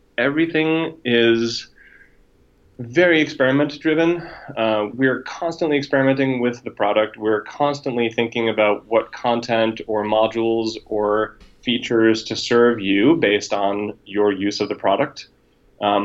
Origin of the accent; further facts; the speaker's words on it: New York, United States; moved away as an adult; also born or lived in West Coast; being a New Yorker